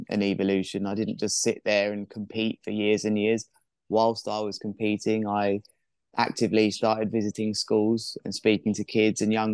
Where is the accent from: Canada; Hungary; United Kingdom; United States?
United Kingdom; Worthing, South East England; my hometown has the first offshore wind farm on the south coast of England.